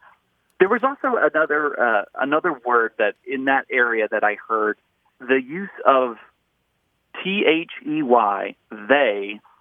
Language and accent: English; Western North Carolina, United States; now in Dallas, United States; I grew up in Western North Carolina